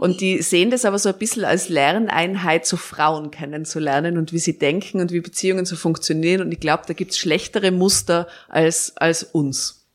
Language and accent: German; Tyrol, Austria; moved away; ich bin in Tirol in einem Dorf aufgewachsen